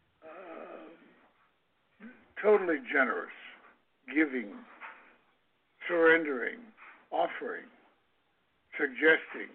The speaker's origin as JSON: {"language": "English", "town": "Kansas City", "country": "United States", "said": "I come from Kansas City"}